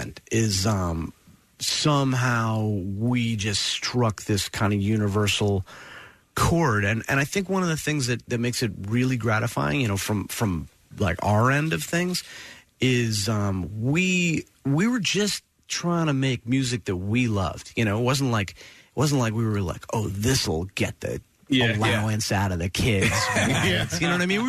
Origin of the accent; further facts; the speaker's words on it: Princeton, New Jersey, United States; I grew up in Princeton